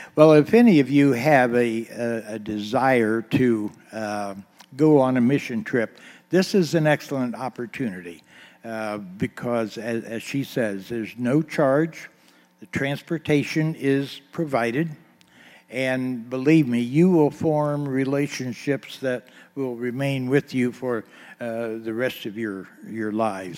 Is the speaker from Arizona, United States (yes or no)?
no; Eaton, Ohio, United States; I was born on East High Street here in Eaton